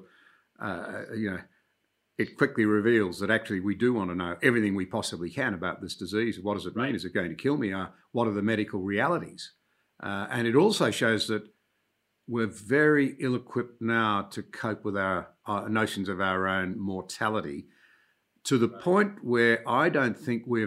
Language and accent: English; Australia; as an Australian